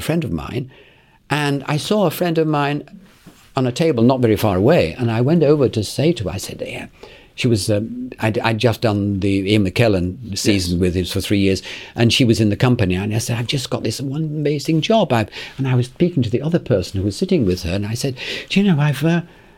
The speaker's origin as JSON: {"language": "English", "region": "England", "country": "United Kingdom", "said": "I'm actually English"}